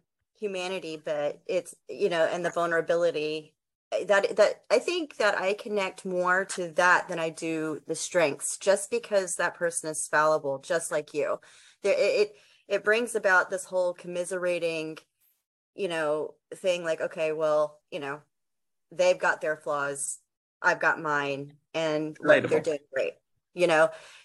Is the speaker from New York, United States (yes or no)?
no; New Jersey, United States; Oop, there it goes.